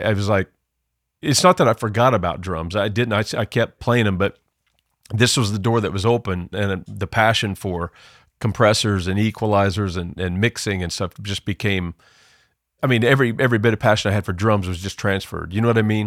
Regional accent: Southern Illinois, United States; moved away; I grew up in Southern Illinois. You could probably tell by my accent

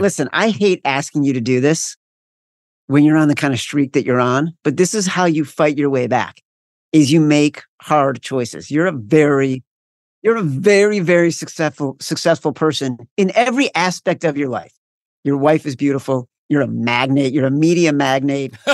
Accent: Chicago, Illinois, United States; I'm from Chicago

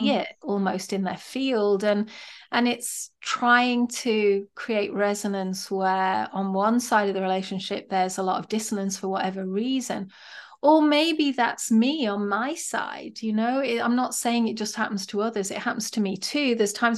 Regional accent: England, United Kingdom; As a woman, I think growing up in England, I've I learned a very specific, quiet way of being

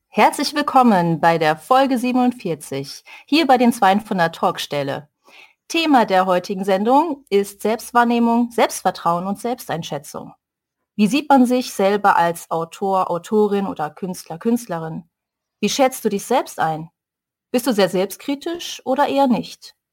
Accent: Duisburg, North Rhine-Westphalia, Germany; hier in meiner Heimatstadt gestartet, jetzt hier in Duisburg

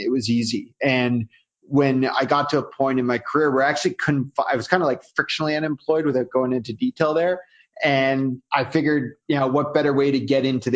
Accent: Canada; I'm Canadian, so you know, I do everything Canadian. I'll probably drop some A's without realizing it

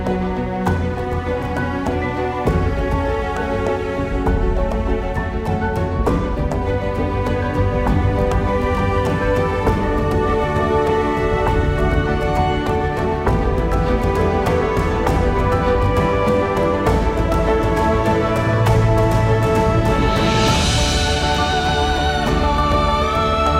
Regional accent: California, United States; now in Beijing, China; from California, USA

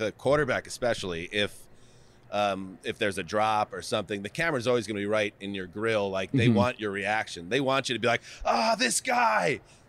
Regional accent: New York, United States; moved away; I grew up in New York, a Yankee fan.

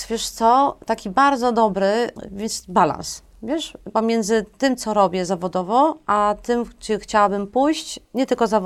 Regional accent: Warsaw, Masovian Voivodeship, Poland; born there; ja urodziłam się w Warszawie, mhm. e, na Brudnie, znaczy w ogóle na szpitalu praskim. Cała moja rodzina z taty, od taty strony to ze Szmulek

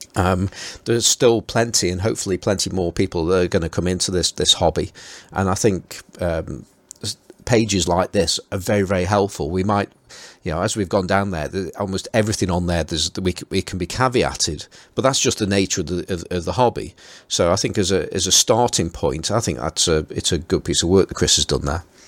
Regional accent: Stoke-on-Trent, West Midlands, United Kingdom; accent: Stoke; my Stoke accent

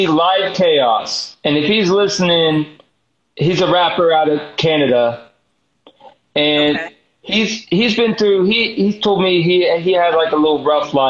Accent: the South, United States; I'm from the South, so I'm from the South

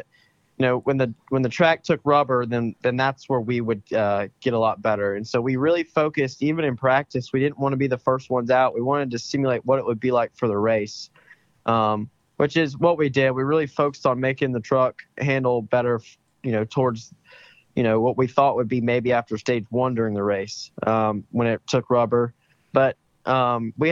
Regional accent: Meridian, Mississippi, United States; also born or lived in Tuscaloosa, Alabama; I was born in Tuscaloosa, Alabama, but I was raised in Meridian, Mississippi

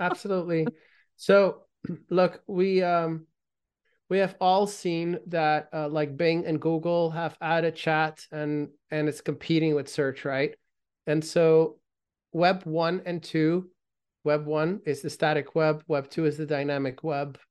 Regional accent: Belgium; I grew up in Belgium

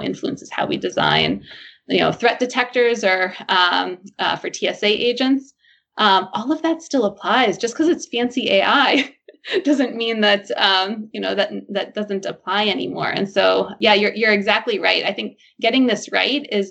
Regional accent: New Jersey, United States; now in Boston, United States; So I'm originally from New Jersey

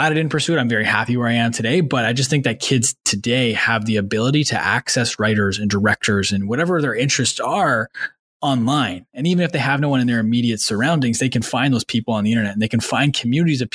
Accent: Manitoba, Canada; also born or lived in Ottawa; I grew up in Manitoba. I lived in Ottawa until I was 9, moved to Manitoba after that, did my high schooling there and middle school.

